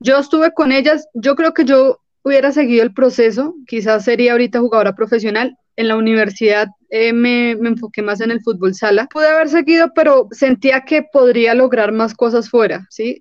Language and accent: Spanish; Colombia; porque somos colombianos